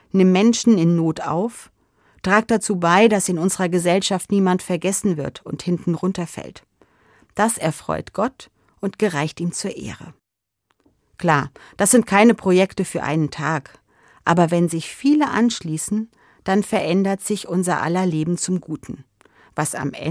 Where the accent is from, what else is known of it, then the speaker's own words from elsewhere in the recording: Hesse, Germany; In meiner Kindheit und Jugendzeit war das bei uns in Hessen noch ein gesetzlicher Feiertag.